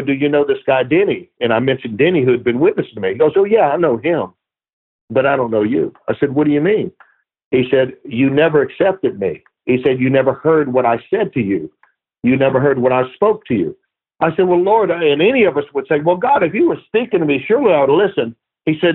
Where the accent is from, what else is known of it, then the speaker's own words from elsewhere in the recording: Baton Rouge, Louisiana, United States; moved away as an adult; also born or lived in New Orleans; now in California, United States; grew up in Baton Rouge